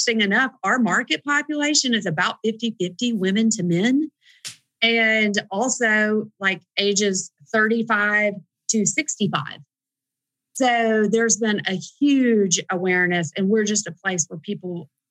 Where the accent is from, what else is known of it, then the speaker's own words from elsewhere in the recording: the South, United States; we're from the South